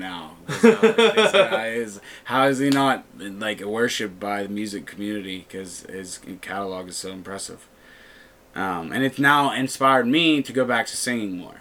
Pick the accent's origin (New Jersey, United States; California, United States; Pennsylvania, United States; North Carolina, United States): Pennsylvania, United States; Natrona Heights; I'm originally from the Trenum, Natrona Heights area, down 28